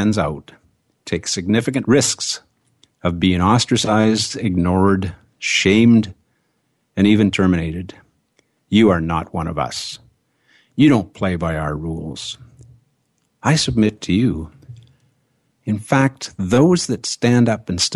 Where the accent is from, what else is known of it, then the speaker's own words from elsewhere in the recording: Canada; I am a Canadian